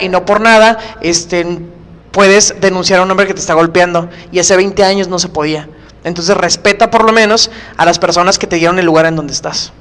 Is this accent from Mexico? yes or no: yes; Tijuana, Baja California, Mexico; mi país